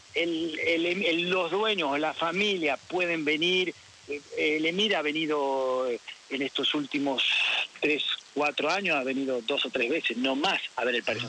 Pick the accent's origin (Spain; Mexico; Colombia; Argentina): Argentina; moved away; also born or lived in Paris, France; como argentino